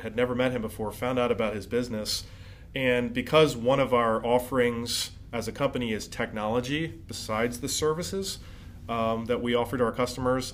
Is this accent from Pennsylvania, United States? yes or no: yes; West Chester, Pennsylvania, United States; I'm from Chester County, from uh, Westchester originally